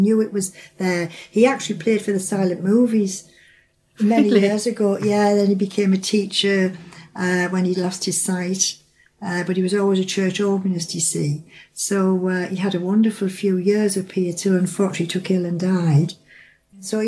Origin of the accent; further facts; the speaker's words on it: Sunderland, North East England, United Kingdom; moved away as an adult; now in Reeth, United Kingdom; I'm from Sunderland